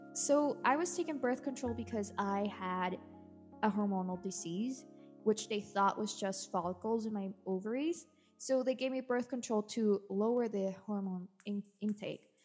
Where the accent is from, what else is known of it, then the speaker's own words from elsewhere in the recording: El Salvador; I am from El Salvador